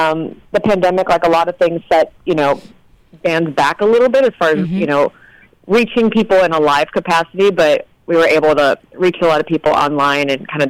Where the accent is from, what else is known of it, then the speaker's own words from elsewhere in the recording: Louisiana, United States; now in California, United States; I am from Louisiana